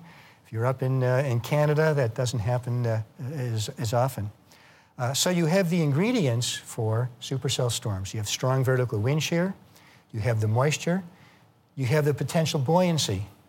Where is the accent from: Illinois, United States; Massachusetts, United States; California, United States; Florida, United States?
Massachusetts, United States; Boston; I was about 5 years old, growing up in the Boston area.